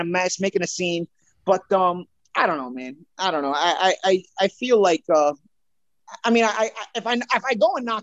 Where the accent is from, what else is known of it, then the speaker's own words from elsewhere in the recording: New York, United States; I'm a New Yorker